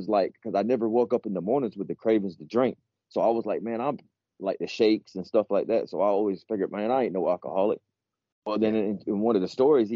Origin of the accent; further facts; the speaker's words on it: Augusta, Georgia, United States; now in South Carolina, United States; I'm from Augusta, Georgia